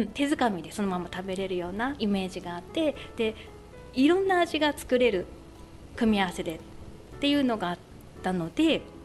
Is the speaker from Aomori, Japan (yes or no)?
no; Kushiro, Hokkaido, Japan; moved away as an adult; also born or lived in Lake Shikotsu, Chitose; now in Chitose, Japan; 道東の釧路の出身です